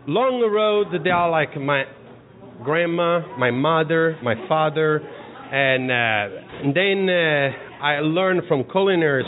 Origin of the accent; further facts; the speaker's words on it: Casteldaccia, Sicily, Italy; English is a second language; moved away as an adult; now in United States; my own town, Casteldaccia